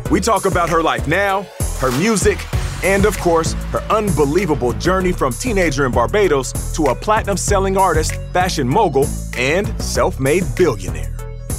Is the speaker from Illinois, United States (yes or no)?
no; Seattle, Washington, United States; also born or lived in Canada; I'm a kid from Canada, raised in Seattle